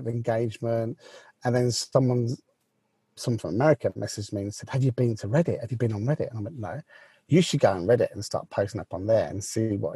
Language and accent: English; England, United Kingdom; I'm an English gentleman